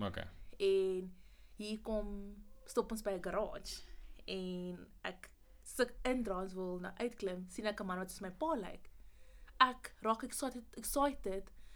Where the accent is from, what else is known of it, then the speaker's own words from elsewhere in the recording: Pretoria, Gauteng, South Africa; moved away as an adult; also born or lived in Mamelodi / Potchefstroom; Ek kom oorspronkelijk van Pretoria af